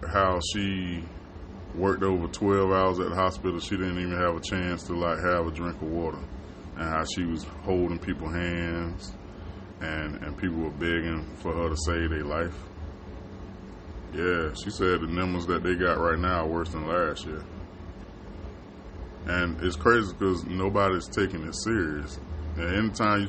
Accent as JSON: {"language": "English", "region": "Florida", "country": "United States", "tie": "born or raised there", "moved": "yes", "said": "I grew up in Florida, and it's hot down there"}